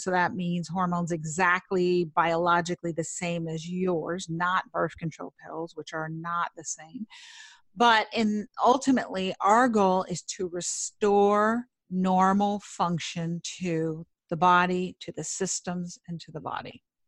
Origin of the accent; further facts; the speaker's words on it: New York City, New York, United States; I grew up in Manhattan